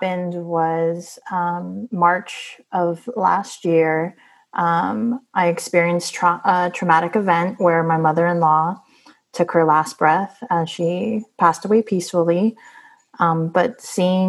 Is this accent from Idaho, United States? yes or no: no; San Francisco, California, United States; I was born and raised in San Francisco